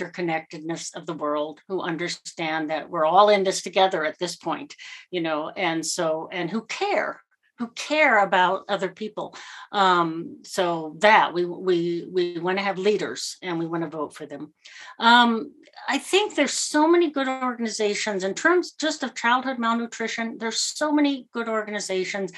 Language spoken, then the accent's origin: English; United States; I'll speak as an American